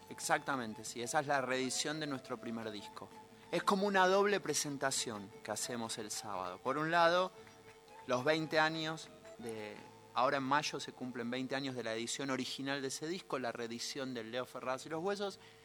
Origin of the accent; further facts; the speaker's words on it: Buenos Aires, Argentina; estamos en Buenos Aires, ponele, acá, cerca del puerto, yo soy porteño